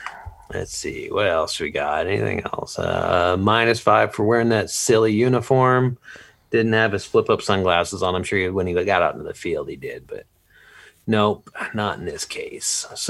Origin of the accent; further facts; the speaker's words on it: Eastern Montana, United States; I grew up in Eastern Montana.